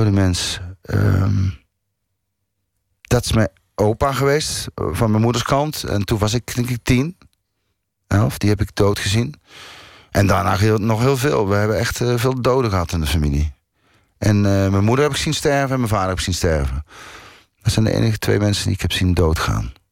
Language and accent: Dutch; North Brabant, Netherlands; Ik kom uit het Brabantse eh, land.